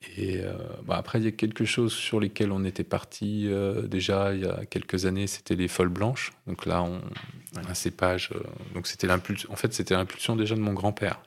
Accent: Nouvelle-Aquitaine, France; c'est là où j'ai grandi

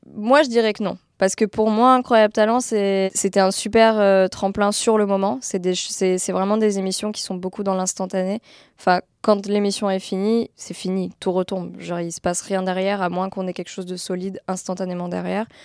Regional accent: France; je suis française

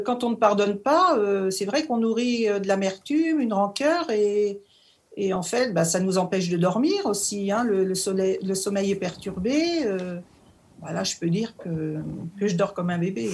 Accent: Normandy, France; moved away as an adult; now in Vosges, France; je viens de Normandie, je suis native de Normandie

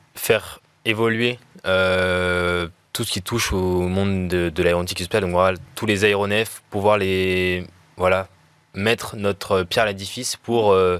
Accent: France; c'est l'histoire de mon pays. Donc, le fait que j'ai fait trois ans d'alternance chez Ariane

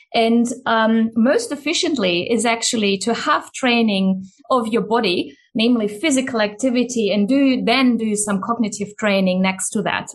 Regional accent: Germany; moved away; the country where I grew up in Germany

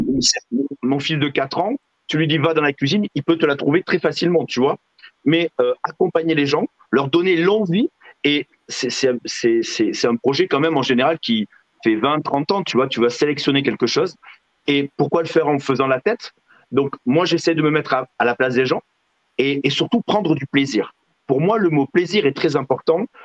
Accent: Figeac, Occitania, France; je viens de Figeac

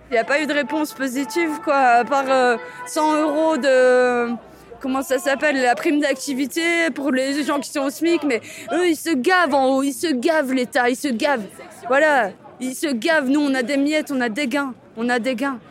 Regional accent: Marseille, Provence-Alpes-Côte d'Azur, France; je viens de Marseille

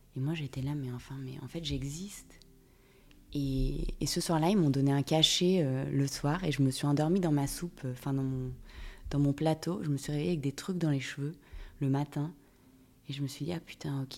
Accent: Monaco; je viens de Monaco.

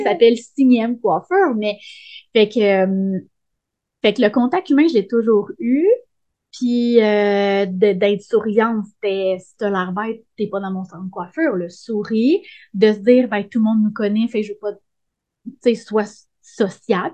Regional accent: Sainte-Émélie-de-l'Énergie, Quebec, Canada; à sainte émilie dans mon village natal

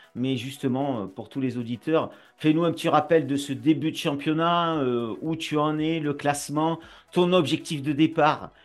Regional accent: Nîmes, Occitania, France; accent: southern; tu entends mon accent, et moi, je suis du Sud, et je suis de Nîmes

